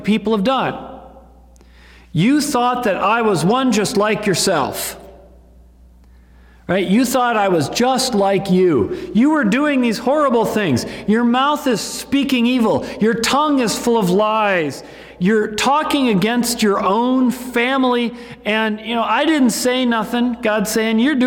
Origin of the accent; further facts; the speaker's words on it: United States; we as American Christians